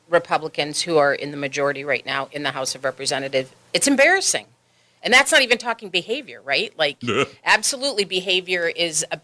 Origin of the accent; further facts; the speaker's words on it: Pittsburgh, Pennsylvania, United States; moved away as an adult; also born or lived in Duluth, Minnesota / Chicago; now in Wisconsin, United States; And I grew up in Pittsburgh, Okay. Pennsylvania. Spent a little bit of time in Chicago, but graduated from high school in Pittsburgh. And I was actually born in Duluth, Minnesota.